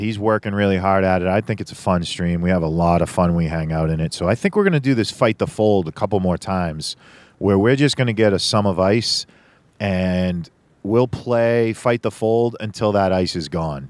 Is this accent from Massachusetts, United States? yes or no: yes; Boston, Massachusetts, United States; I'm from Boston